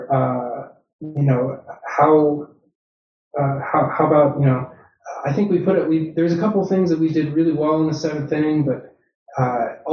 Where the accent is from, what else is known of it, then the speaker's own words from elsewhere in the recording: Boston, Massachusetts, United States; now in Chicago, United States; growing up in Boston